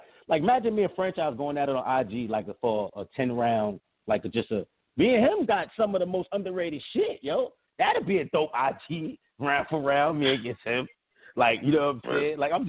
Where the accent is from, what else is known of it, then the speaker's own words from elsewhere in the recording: New York City, New York, United States; Nigga, I'm from Harlem.